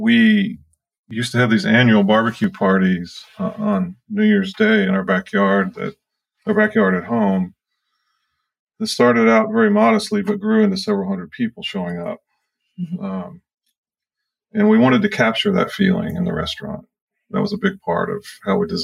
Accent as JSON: {"language": "English", "region": "Texas", "country": "United States", "tie": "born or raised there", "moved": "as an adult", "lives_now": "Richmond, United States", "said": "being a native Texan"}